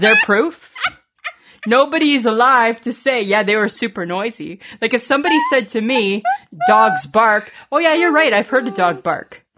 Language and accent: English; Canada